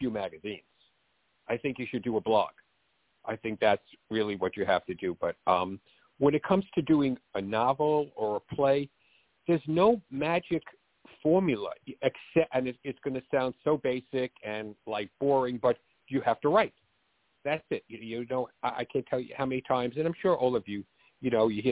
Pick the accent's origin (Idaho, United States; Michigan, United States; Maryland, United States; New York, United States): New York, United States; New York City; accent: Bronx; I grew up in the Bronx, which is why I talk like this. You know, I didn't go to acting school to have this accent. This is a real Bronx accent